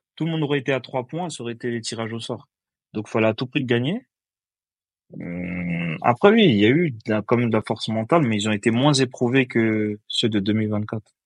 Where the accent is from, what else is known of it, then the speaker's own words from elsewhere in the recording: Côte d’Ivoire; Après, moi, je suis ivoirien